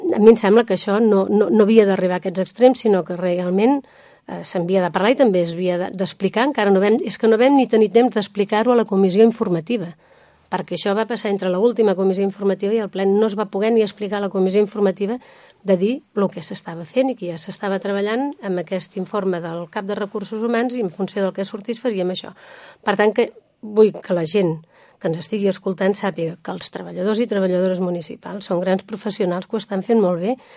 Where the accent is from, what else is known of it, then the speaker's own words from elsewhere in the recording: Sant Sadurní d'Anoia, Catalonia, Spain; les persones que som de Sant Sadurní i que vivim